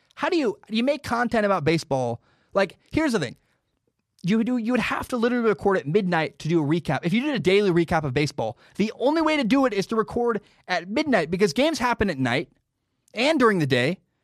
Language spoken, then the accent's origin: English; Pacific Northwest, United States; I grew up in the Northwest